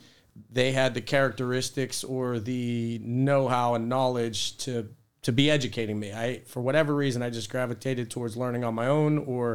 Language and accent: English; Finleyville, Pennsylvania, United States; I grew up in the South Hills in a small town, Finleyville.